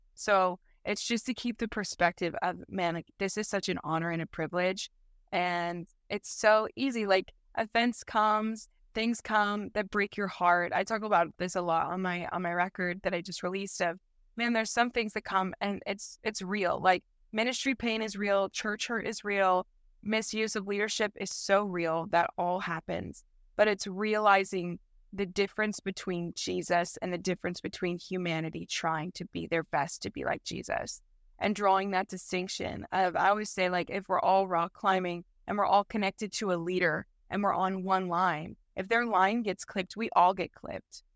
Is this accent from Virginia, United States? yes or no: no; St. Louis, Missouri, United States; I grew up in St. Louis, uh, Missouri, so Midwest gal